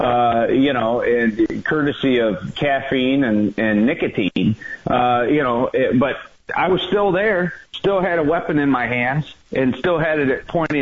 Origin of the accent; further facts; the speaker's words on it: Michigan, United States; I grew up in Michigan